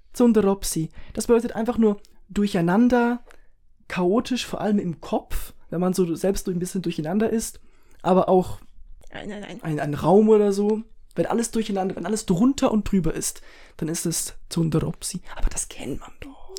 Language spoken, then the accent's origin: German; Switzerland; Wir sind Schweizer